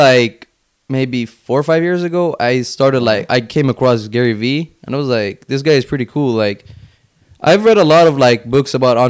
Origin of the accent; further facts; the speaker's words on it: Finland; moved away; I was born and raised in Finland up until 2010.